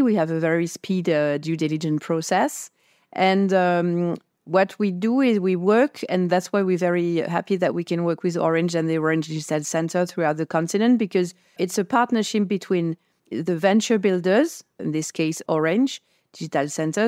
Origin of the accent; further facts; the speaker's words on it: France; I come from France